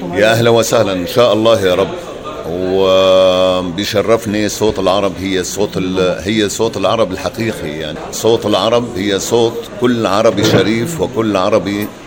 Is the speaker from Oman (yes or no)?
no; Damascus, Damascus Governorate, Syria; also born or lived in Southern Syria, village between Daraa and Suwayda; انا طفولتي كلها في دمشق